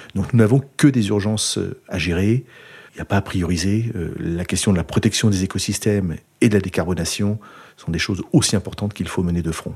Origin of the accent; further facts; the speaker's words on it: Rambouillet Forest, Île-de-France, France; moved away; also born or lived in Nouvelle-Aquitaine; je suis natif de la forêt de Rambouillet. Et j'ai grandi euh, vraiment euh, au champ du brame du cerf.